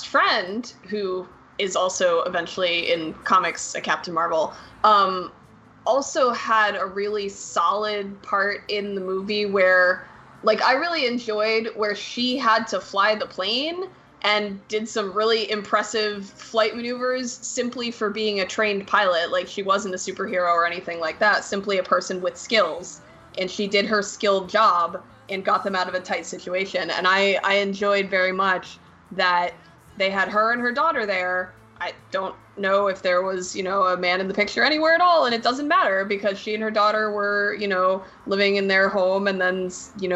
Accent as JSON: {"language": "English", "region": "New Jersey", "country": "United States", "tie": "born or raised there", "said": "In New Jersey, my home state"}